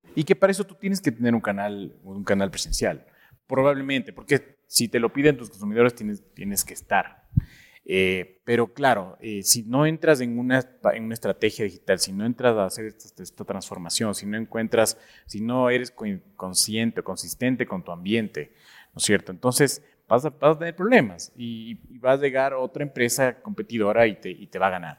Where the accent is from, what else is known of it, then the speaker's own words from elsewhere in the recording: Ecuador; como latinoamericanos, bueno, como ecuatorianos